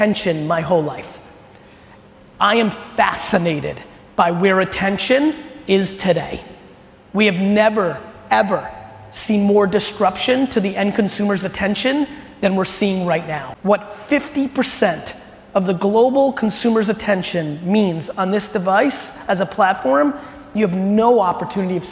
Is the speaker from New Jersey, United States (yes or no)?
yes; Edison, New Jersey, United States; also born or lived in Soviet Union / Queens, New York; my family immigrated to the US when I was 3 years old. We moved into a studio apartment in Queens, New York